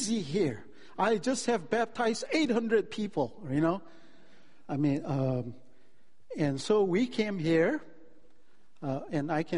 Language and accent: English; Delhi, India; moved away as an adult; now in California, United States; I grew up in Delhi. It's a city, 20 million people.